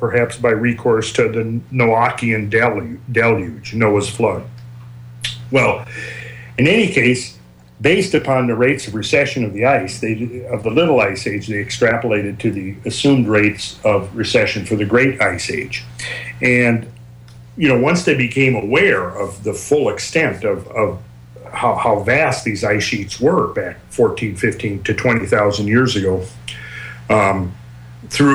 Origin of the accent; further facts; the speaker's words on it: Minnesota, United States; now in Georgia, United States; I'm from Minnesota, so I remember well shoveling my driveway as a kid growing up. And I think that's one reason I'm in Georgia at the moment